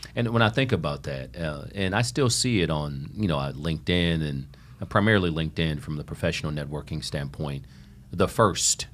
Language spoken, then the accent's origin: English; Toledo, Ohio, United States; growing up in Toledo, Ohio, inner city Toledo, Ohio